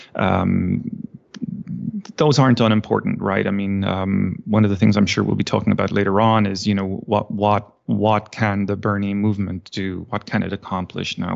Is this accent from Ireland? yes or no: yes; Ireland; moved away as an adult; also born or lived in Virginia, United States / Texas, United States; now in United States; I was born and raised in Ireland and, uh, moved to the States, uh, geez, twenty years ago now